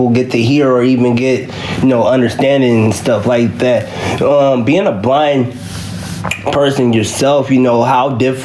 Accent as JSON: {"language": "English", "town": "Kansas City", "region": "Missouri", "country": "United States", "tie": "born or raised there"}